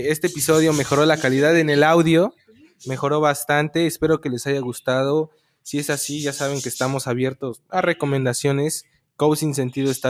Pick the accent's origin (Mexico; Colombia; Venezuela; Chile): Mexico; así somos los mexicanos